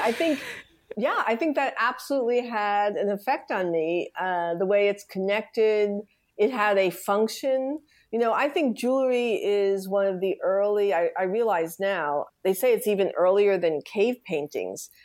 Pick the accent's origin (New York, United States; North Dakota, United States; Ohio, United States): New York, United States; New York City; I grew up in the Bronx, Riverdale